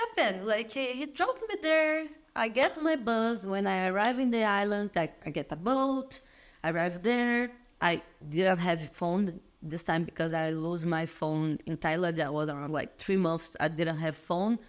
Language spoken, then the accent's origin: English; Belo Horizonte, Minas Gerais, Brazil; English is a second language; moved away as an adult; also born or lived in Araxá / China / Australia / Italy; now in Dublin, Ireland; I'm from Araxá, but I lived there all my life in Belo Horizonte